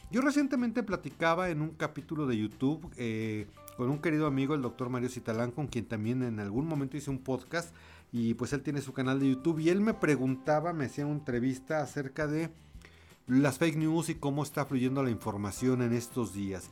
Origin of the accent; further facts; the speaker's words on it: Mexico; como mexicanos